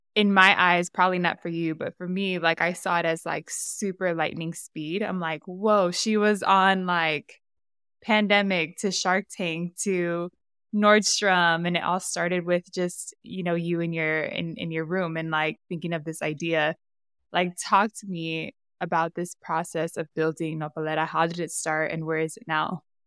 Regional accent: San Diego, California, United States; I'm from San Diego too, and I grew up around a lot of Mexican American culture.

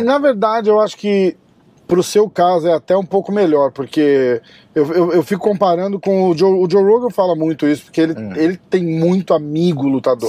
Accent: Brazil; a gente é brasileiro

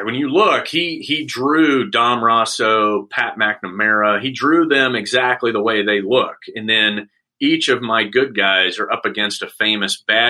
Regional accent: Saudi Arabia; And growing up in Saudi, I got comic books, but it would take 3 months to get it because they would sit at customs.

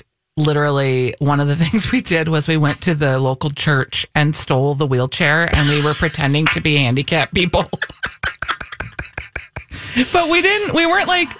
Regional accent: Minnesota, United States; I am a Minnesotan through and through

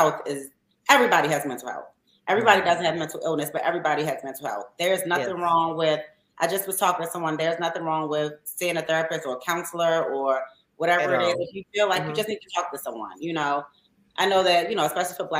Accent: Baltimore, Maryland, United States; we're from Baltimore

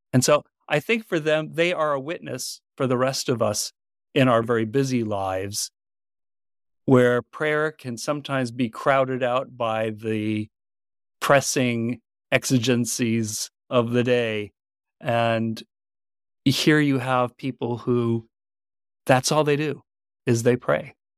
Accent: Vermont, United States; my home state of Vermont

